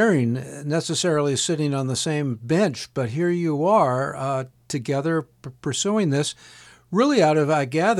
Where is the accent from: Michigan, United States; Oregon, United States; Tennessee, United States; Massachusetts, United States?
Massachusetts, United States; Gloucester; being in my hometown of Gloucester, Massachusetts